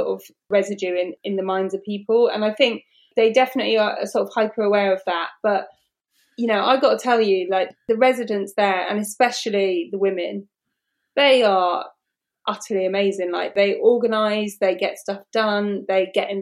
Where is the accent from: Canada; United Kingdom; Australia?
United Kingdom; Bristol, South West England; We're both from Bristol